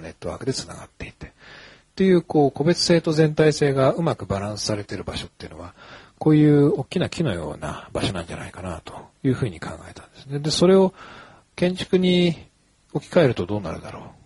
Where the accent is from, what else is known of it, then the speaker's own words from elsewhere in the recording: Hokkaido, Japan; now in Tokyo, Japan; 僕、北海道の出身なんですけれども、東京に出てきた時に